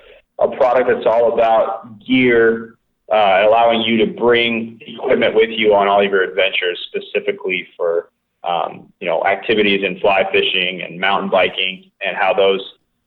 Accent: East Coast, United States; So I grew up on the East Coast, riding and racing mountain bikes. Learned how to ski at a young age.

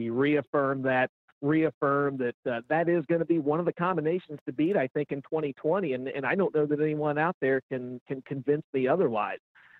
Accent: Mid-Ohio Valley, United States; as a kid growing up in the Mid-Ohio Valley

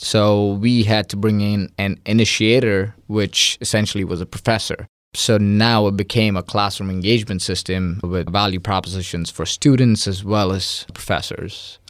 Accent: India; moved away as an adult; now in Mississippi, United States; I'm originally from India, born and raised for twenty-one years

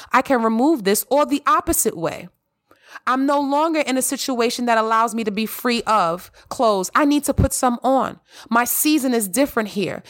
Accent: New York City, New York, United States; I grew up in the Bronx and Harlem

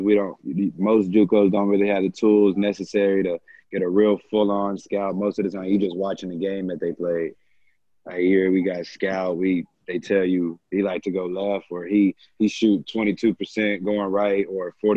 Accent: Irving, Texas, United States; I'm not from North Richland Hills either. I'm from Irvin

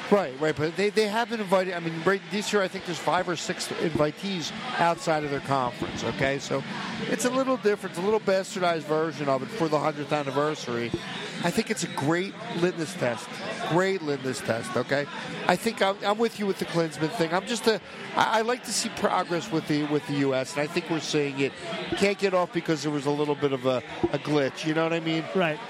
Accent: Philadelphia, Pennsylvania, United States; when I was a kid growing up in Northeast Philly

